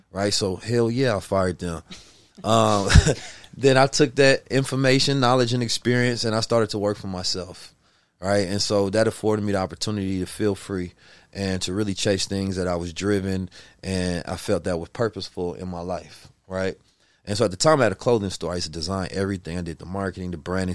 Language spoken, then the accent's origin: English; Oakland, California, United States; also born or lived in St. Louis, Missouri; I was born in St. Louis, raised in Oakland, California.